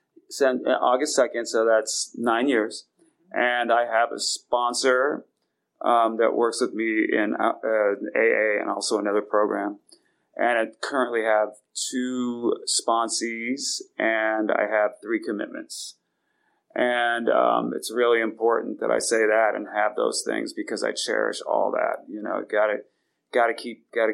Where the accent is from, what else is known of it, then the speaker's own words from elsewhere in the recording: San Francisco, California, United States; I was born in San Francisco with my father and my mom